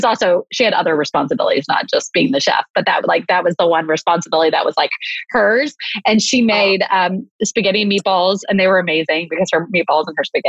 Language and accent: English; Texas, United States; now in Atlanta, United States; I'm from Texas originally.